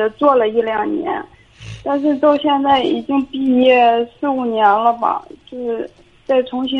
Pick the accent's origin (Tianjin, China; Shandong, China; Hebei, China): Shandong, China; Linyi; 会，我家临沂的，